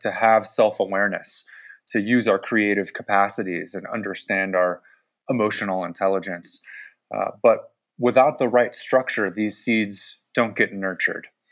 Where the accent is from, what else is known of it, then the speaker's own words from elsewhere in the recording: San Francisco Bay Area, California, United States; I grew up in the San Francisco Bay Area